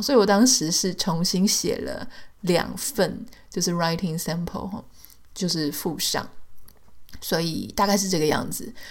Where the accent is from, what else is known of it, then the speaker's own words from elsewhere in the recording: Taiwan; moved away as an adult; now in United States; 比方说在台湾，我有我的出生地，我有我的学校，我有我的同学，我有我的朋友，我的工作的轨迹，我的各种身份就是在里面